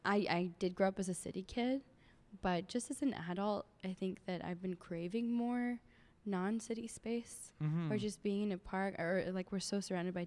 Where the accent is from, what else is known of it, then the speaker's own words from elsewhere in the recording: Montreal, Quebec, Canada; now in Toronto, Canada; I am an actor who now lives in Toronto. I'm originally from Montreal.